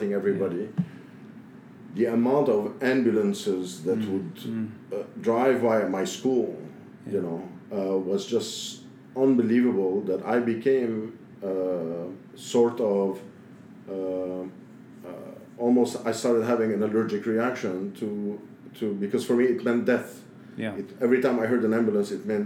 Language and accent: English; Beirut, Beirut Governorate, Lebanon; now in New York, United States; here I was, a West Beiruti